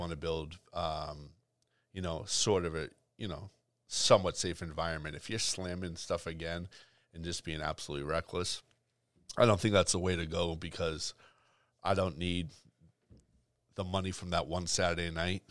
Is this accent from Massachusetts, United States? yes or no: yes; Boston, Massachusetts, United States; growing up in Boston